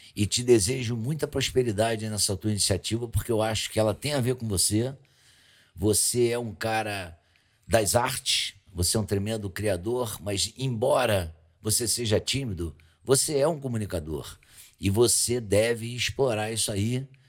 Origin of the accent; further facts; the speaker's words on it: Rio de Janeiro, Brazil; eu sou carioca, criado na Lagoa, debaixo da favela Santa Marta